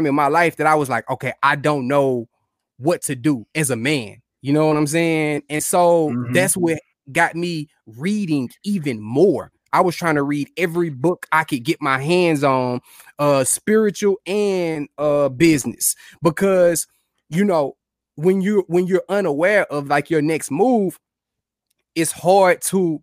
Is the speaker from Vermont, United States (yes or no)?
no; Houston, Texas, United States; moved away as an adult; now in Kansas City, United States; born and bred in Houston